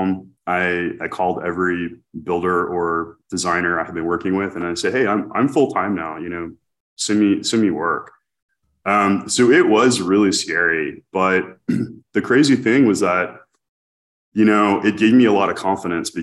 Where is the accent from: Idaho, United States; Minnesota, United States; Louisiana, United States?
Louisiana, United States; New Orleans; now in Dallas, United States; I grew up in New Orleans